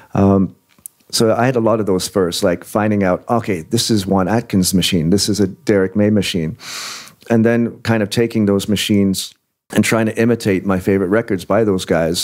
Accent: Windsor, Ontario, Canada; also born or lived in England; I was born in England, born in England. I went to Canada in 1979. So when we got there, it was like, well, here's Windsor, here's Detroit

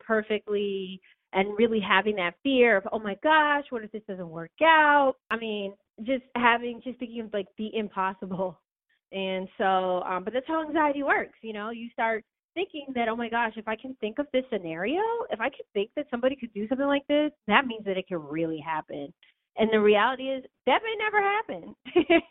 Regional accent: Massachusetts, United States; I actually moved back to my home state of Massachusetts to be closer to home to my parents

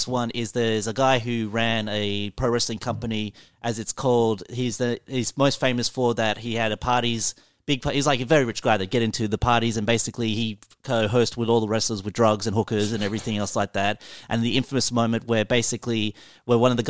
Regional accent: Alice Springs, Northern Territory, Australia; I'm from Alice Springs, which is a country town in Darwin and everything

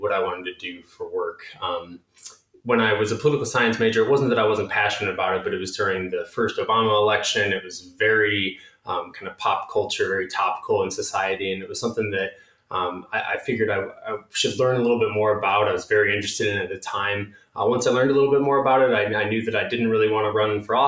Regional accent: St. Charles, Illinois, United States; moved away as an adult; also born or lived in Los Angeles, California / Chicago, Illinois; now in Colorado, United States; I grew up in the western suburbs of Chicago, St. Charles

